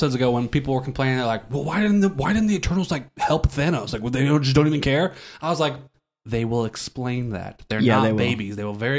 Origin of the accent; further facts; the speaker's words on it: Ohio, United States; now in Omaha, United States; I grew up in Ohio.